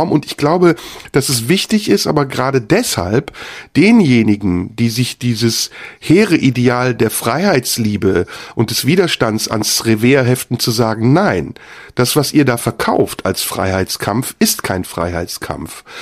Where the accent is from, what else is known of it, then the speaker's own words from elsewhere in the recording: Turkey; Und ich kenne das aus meiner Heimat, der Türkei, dass eben da der Übergang zu einer Diktatur